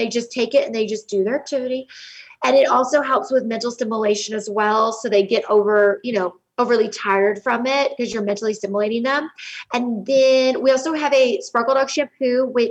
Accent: Montecito, California, United States; now in Dallas, United States; I grew up in Montecito, California, a small beach town, you know, off of the coast of California

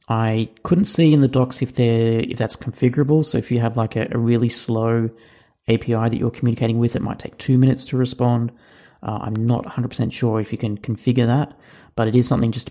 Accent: Cape Town, Western Cape, South Africa; from Cape Town, South Africa.

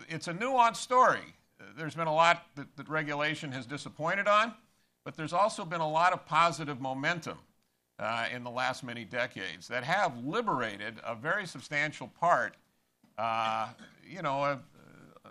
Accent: Los Angeles, California, United States; also born or lived in Maryland; now in South Carolina, United States; I grew up in Los Angeles in a UCLA household

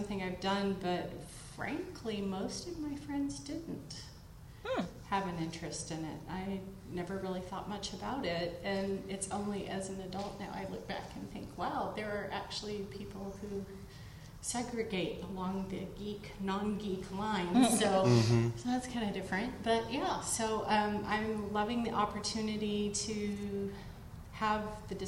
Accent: the South, United States; moved away; Converted from being a Baptist from the South. My accent does turn up occasionally

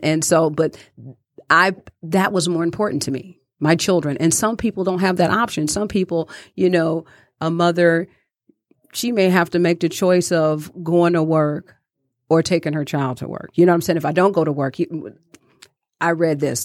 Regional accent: Detroit, Michigan, United States; growing up in Detroit, I watched my grandmother

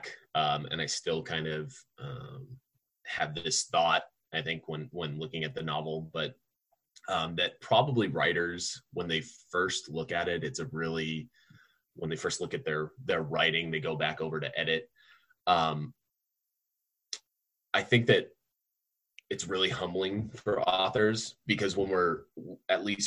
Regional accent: Tucson, Arizona, United States; I'm from Tucson, Arizona, born and raised

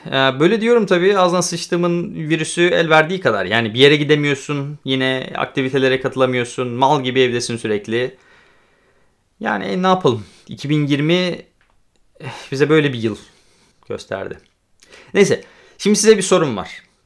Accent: Turkey; moved away as an adult; now in Poland; Türkiye'de doğdum, Türkiye'de büyüdüm ama ben hem Türk hem Gürcü vatandaşıyım

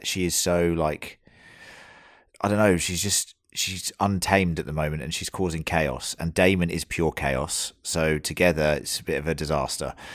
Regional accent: United Kingdom; now in Australia; we are all British

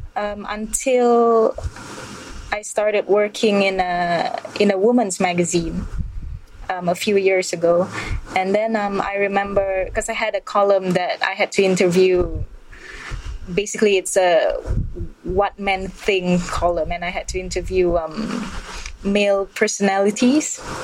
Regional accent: Malaysia; also born or lived in Kuala Lumpur; I'm, I'm Malaysian and I, I live in Kuala Lumpur

